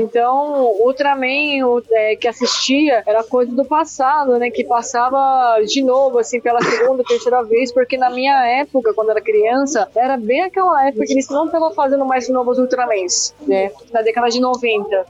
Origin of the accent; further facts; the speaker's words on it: Japan; moved away; Eu fui criada no Japão